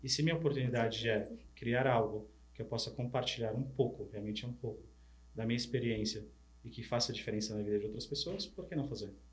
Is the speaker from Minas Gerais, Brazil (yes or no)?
no; São Paulo, Brazil; also born or lived in Paraná, Brazil; eu sou do interior do Paraná, mas vim para São Paulo criança, mas todas as férias escolares de julho e final de ano voltava para a fazenda dos avós, no Paraná